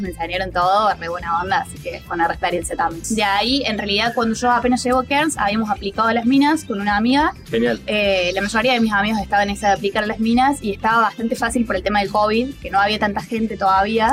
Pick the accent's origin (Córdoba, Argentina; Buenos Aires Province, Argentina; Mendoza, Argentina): Córdoba, Argentina; moved away as an adult; also born or lived in New Zealand; now in Australia; tengo 29 años, soy de Córdoba